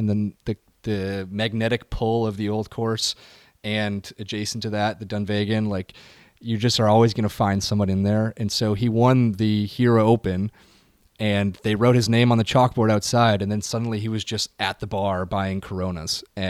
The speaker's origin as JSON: {"language": "English", "region": "Midwest", "country": "United States", "said": "I'm from the Midwest."}